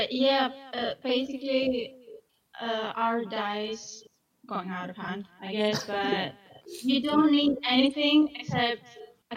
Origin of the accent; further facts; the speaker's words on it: Greece; moved away as an adult; now in Scotland, United Kingdom; I'm from Greece